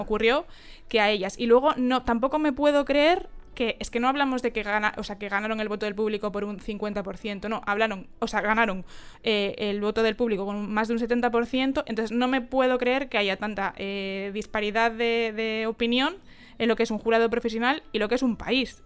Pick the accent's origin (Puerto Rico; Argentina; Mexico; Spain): Spain; Galicia; somos gallegas